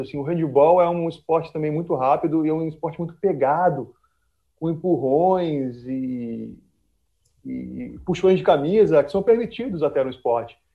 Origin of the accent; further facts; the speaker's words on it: Vitória, Espírito Santo, Brazil; a gente é de Vitória